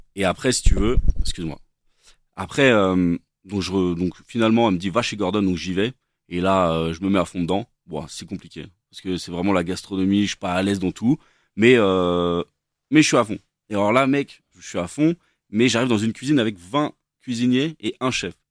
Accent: Versailles, Île-de-France, France; je suis né à Versailles

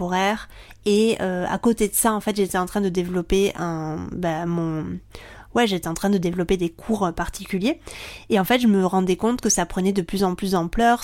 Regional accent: France; moved away as an adult; also born or lived in Japan; now in Barcelona, Spain

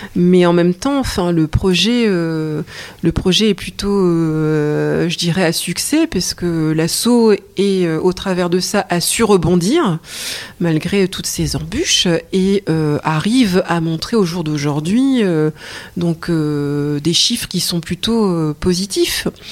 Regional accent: Lille, Hauts-de-France, France; je suis lilloise

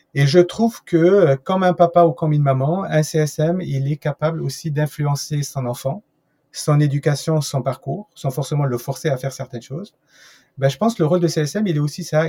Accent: France; je suis français

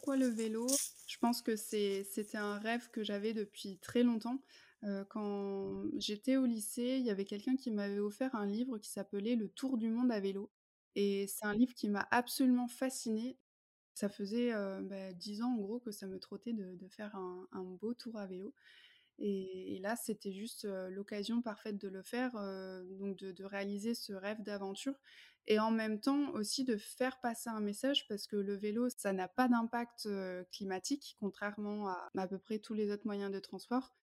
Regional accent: France; moved away as an adult; also born or lived in Germany; J'ai grandi en France

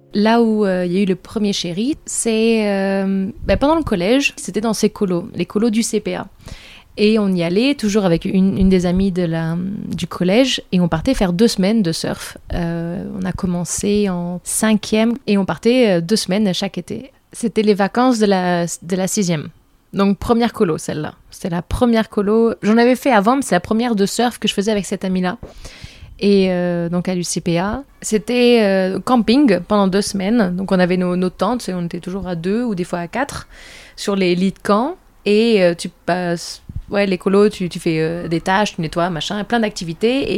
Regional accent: France; moved away as an adult; now in Sweden; je suis française, j'habite en Suède depuis deux ans

